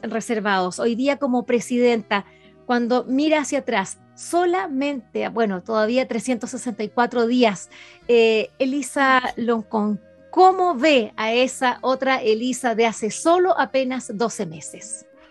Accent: Chile; como chilenas

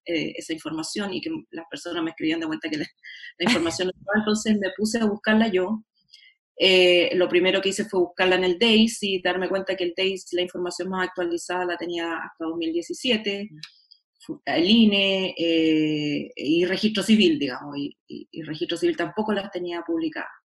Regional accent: Chile; como soy chilena

